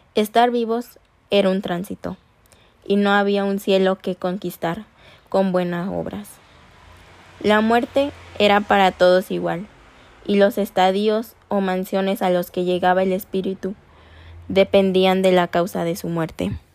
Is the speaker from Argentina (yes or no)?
no; León, Guanajuato, Mexico; nosotras, las conductoras de este podcast, somos originarias de León, Guanajuato